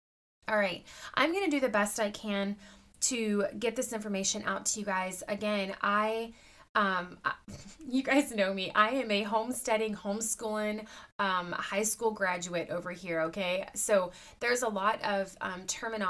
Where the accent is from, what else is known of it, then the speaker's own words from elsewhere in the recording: United States; as an American citizen